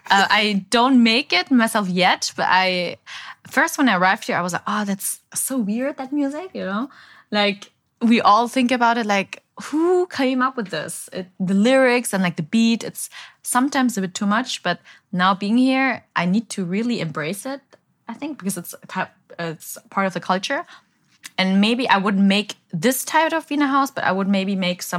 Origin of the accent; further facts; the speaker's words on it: Berlin, Germany; English is a second language; now in Ho Chi Minh City, Vietnam; I came back from I came from Berlin, so you have a lot of techno music there.